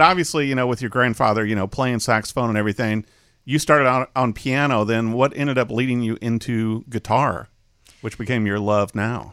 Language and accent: English; Peoria, Illinois, United States; I was raised in Peoria